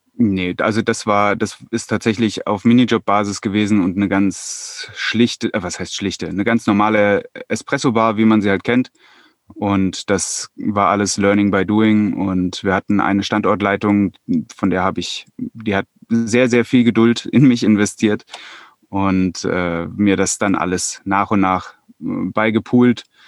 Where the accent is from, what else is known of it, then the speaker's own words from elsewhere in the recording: Hesse, Germany; moved away as an adult; now in Bavaria, Germany; Ich komme ursprünglich mal aus Hessen